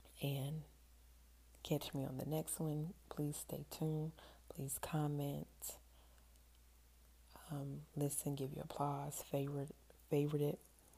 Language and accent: English; New Zealand; I am Kiwi.